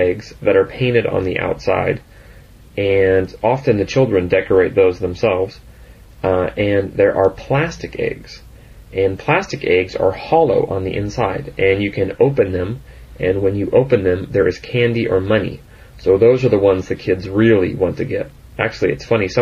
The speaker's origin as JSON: {"language": "English", "country": "United States", "tie": "born or raised there", "said": "Growing up in America, in the United States, as a young child"}